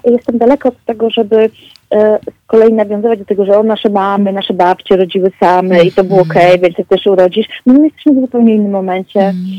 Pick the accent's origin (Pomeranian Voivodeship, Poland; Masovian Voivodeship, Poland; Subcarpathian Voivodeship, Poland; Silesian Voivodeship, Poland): Pomeranian Voivodeship, Poland; Tricity; pochodzę z Trójmiasta